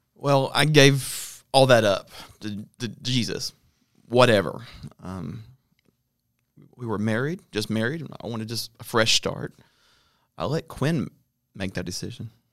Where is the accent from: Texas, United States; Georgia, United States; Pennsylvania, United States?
Georgia, United States; Atlanta; moved away as an adult; now in North Africa; I grew up in Atlanta